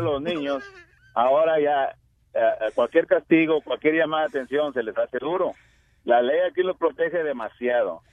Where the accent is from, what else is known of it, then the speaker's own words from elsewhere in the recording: Mexico; moved away; yo soy de México